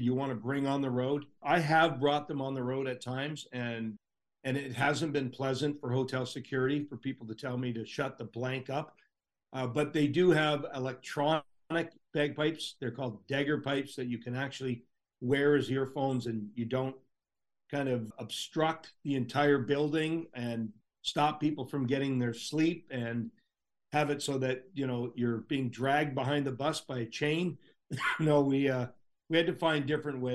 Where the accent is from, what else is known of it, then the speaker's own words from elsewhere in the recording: Toronto, Ontario, Canada; that one in particular in my backyard, my hometown